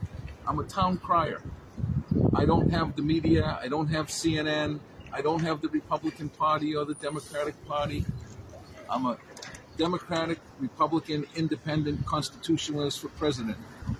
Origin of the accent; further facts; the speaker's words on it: Revere, Massachusetts, United States; also born or lived in Boston; I grew up in Revere.